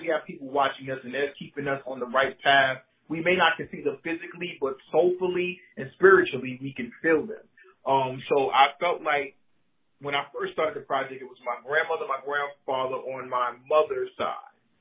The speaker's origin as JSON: {"language": "English", "town": "New York City", "region": "New York", "country": "United States", "said": "I'm from Brooklyn, I'm from East New York, and I, I'm, I'm, I'm New York City, but I'm Brooklyn to the day I die."}